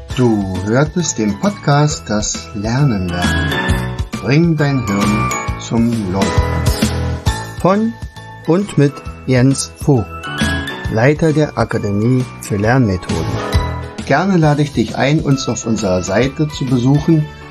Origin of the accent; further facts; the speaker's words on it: Oderberg, Brandenburg, Germany; now in Rauen, Germany; ich bin ja gebürtiger Oderberger, bin nach Raun gezogen